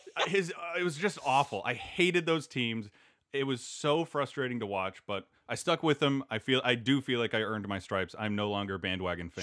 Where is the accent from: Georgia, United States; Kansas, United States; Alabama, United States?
Kansas, United States; I grew up in Kansas